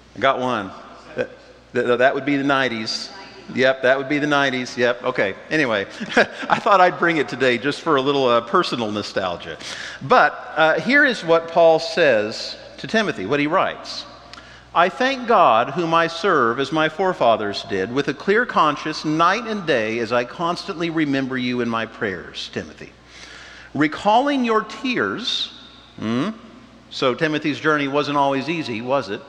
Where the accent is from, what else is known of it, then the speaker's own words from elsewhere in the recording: Wichita, Kansas, United States; now in Lincoln, United States; I grew up in Wichita, Kansas